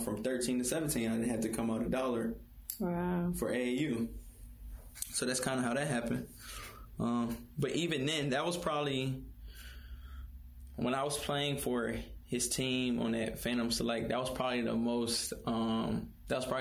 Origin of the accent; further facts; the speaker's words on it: Hampton, Virginia, United States; we were all from Hampton